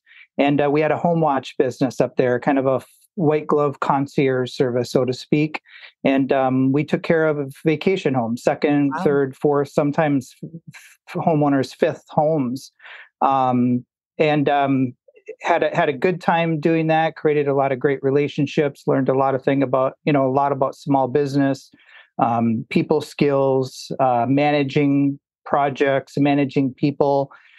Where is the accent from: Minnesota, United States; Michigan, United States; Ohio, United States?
Minnesota, United States; Brainerd Lakes area; also born or lived in Twin Cities, Minnesota; moved down to the Twin Cities. I'm originally from the Brainerd Lakes area